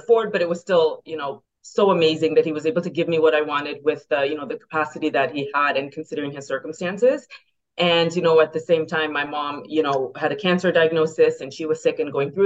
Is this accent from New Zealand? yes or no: no; Toronto, Ontario, Canada; also born or lived in Brampton, Ontario / Pennsylvania, United States / Buffalo, United States; born and raised in Etobicoke, and parents eventually moved over to Brampton